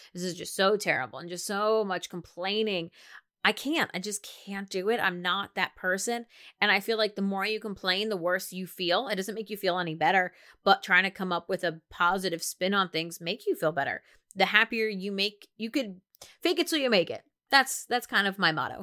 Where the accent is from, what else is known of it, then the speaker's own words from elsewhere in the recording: New Jersey, United States; I'm from New Jersey